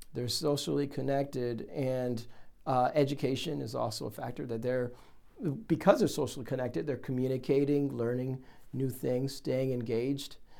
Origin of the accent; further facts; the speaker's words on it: Ohio, United States; I I'm from Ohio